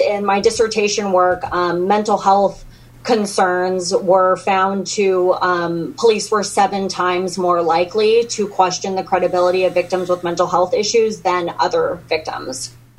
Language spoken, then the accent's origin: English; California, United States; moved away as an adult; now in Texas, United States; I'm from California